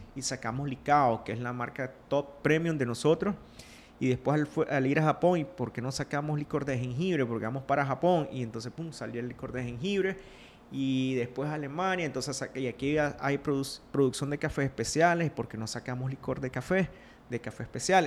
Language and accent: Spanish; Rivas, Nicaragua; also born or lived in Honduras; soy de Rivas, Nicaragua, del sur de Nicaragua